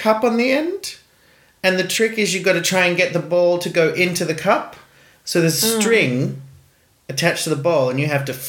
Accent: Iceland; No, I grew up in Gardaway. We owned the radio station.

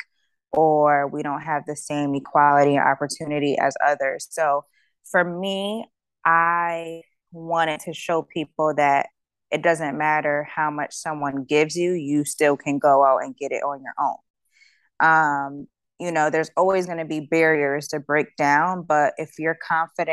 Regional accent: East Coast, United States; I told her I was from the East Coast

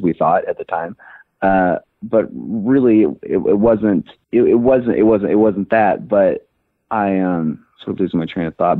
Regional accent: Memphis, Tennessee, United States; moved away as an adult; now in Los Angeles, United States; I am originally from Memphis, Tennessee. I was born and raised there

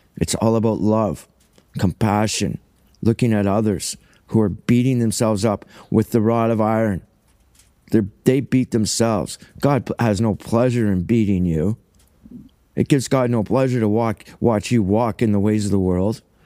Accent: Cambridge, Ontario, Canada; first language English; also born or lived in Paisley, Ontario; now in Saugeen Shores, Canada; I'm white trash from Ontario, Cambridge, Ontario, Canada

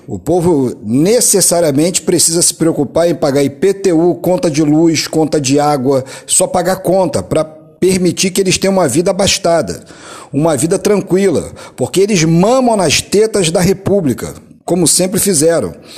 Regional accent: Brazil

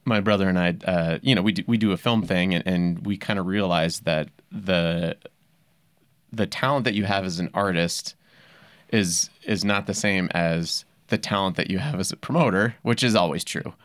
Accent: Yankton, South Dakota, United States; I grew up in Yankton, South Dakota

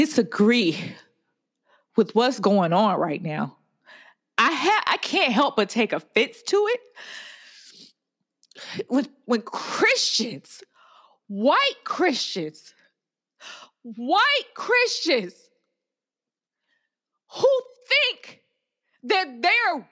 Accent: Atlanta, Georgia, United States; now in Washington, D.C., United States; I grew up in Atlanta, which is Black

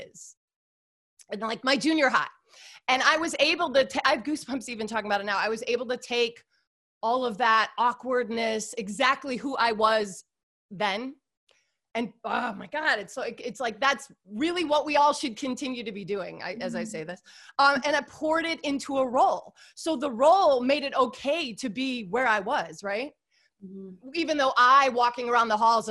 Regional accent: Chicago, Illinois, United States; moved away as an adult; also born or lived in Indiana; now in Los Angeles, United States; I grew up in Chicago, the suburbs of Chicago, sort of where all the John Hughes movies were made

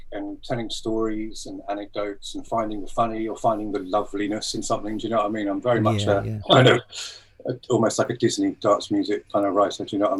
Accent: Bury St Edmunds, East of England, United Kingdom; also born or lived in London; now in Brighton, United Kingdom; I was brought up in Bury St Edmunds in Suffolk, but we moved here. Okay. I moved to London for a long time, and then we moved here maybe 15, 16 years ago.

